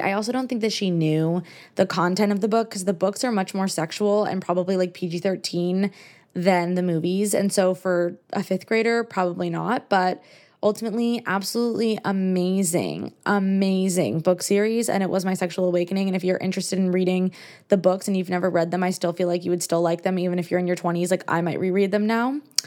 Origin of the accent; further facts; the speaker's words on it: United States; accent: American; I'm American